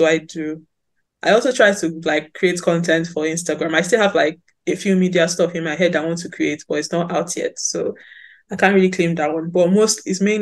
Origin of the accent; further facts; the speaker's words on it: Sapele, Delta, Nigeria; I'm actually sapele babe to the core